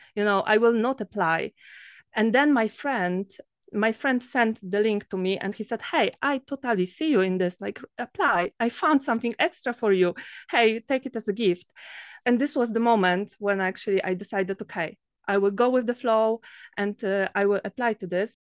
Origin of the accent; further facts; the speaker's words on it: Poland; from Poland